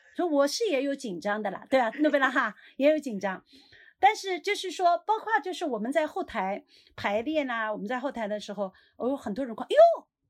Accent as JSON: {"language": "Chinese", "town": "Suzhou", "region": "Jiangsu", "country": "China", "said": "我们苏州话"}